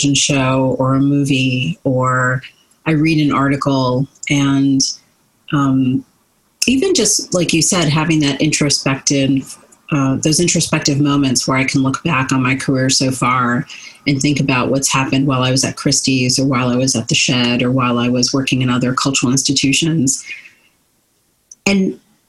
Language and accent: English; New Jersey, United States; I was born and raised in New Jersey